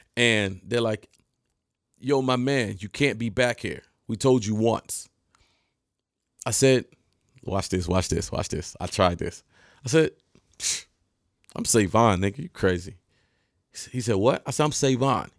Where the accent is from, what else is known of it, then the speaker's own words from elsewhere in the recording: Detroit, Michigan, United States; I'm from Detroit